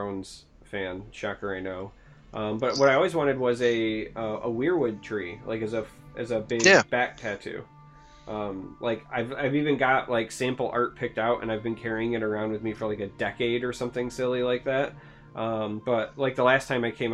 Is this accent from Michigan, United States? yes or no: yes; Michigan, United States; I'm originally from Michigan, and now I'm in Michigan, and I will die in Michigan